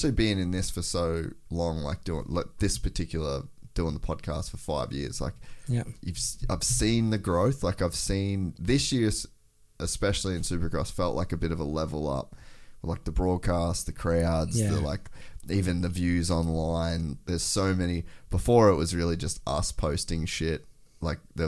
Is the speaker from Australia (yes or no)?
yes; Australia; as an Australian